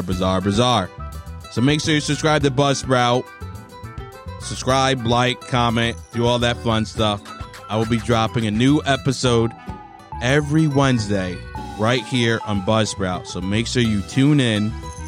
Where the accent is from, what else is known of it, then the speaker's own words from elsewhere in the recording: New York, United States; now in California, United States; I grew up in New York, so a lot of funny things happened there. I moved to California.